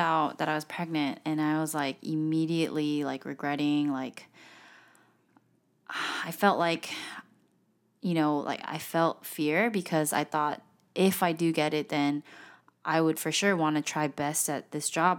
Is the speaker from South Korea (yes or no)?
yes; South Korea; I'm from Korea